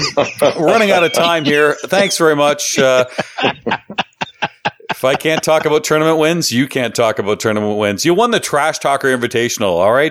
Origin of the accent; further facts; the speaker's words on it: Canada; I'm Canadian here.